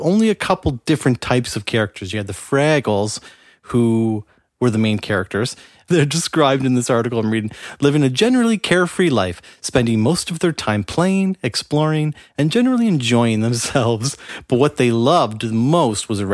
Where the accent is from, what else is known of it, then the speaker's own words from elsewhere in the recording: Canada; being Canadian